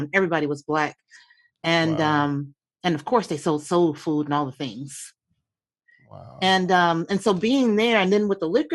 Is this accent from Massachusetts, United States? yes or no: no; Chicago, Illinois, United States; moved away; I was born and raised in Chicago, Southside